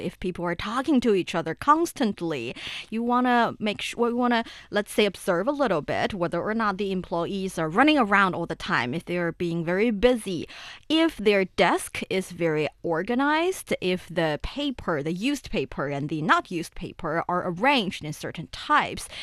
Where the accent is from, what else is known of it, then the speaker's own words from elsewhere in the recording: Shaanxi, China; my hometown, Shenxi Province, and also Shanxi Province